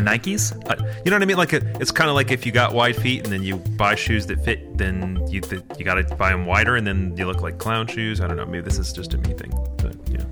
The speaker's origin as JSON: {"language": "English", "region": "Michigan", "country": "United States", "said": "I'm Midwestern. I'm from Michigan"}